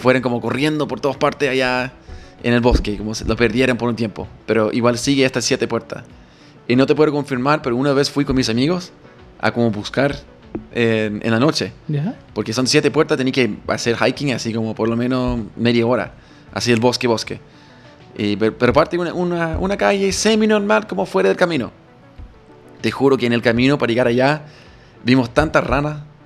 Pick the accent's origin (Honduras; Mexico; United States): United States; near Gettysburg, Pennsylvania; Spanish is a second language; moved away as an adult; now in Chile; Gettysburg es increíblemente, al lado de mi, bueno, mi ciudad de nacimiento